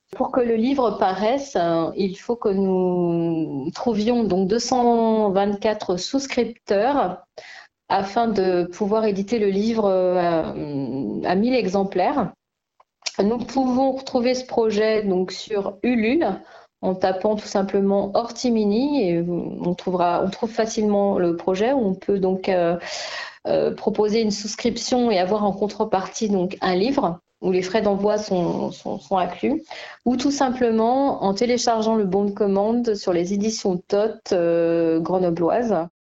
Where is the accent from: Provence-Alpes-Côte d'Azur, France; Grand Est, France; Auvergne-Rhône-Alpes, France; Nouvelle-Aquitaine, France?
Auvergne-Rhône-Alpes, France; La Tour-du-Pin; moved away as an adult; now in Picardy, France; Je suis originaire de la Tour du Pin. Euh, j'ai grandi et je suis allée jusqu'au lycée donc à, la Tour du Pin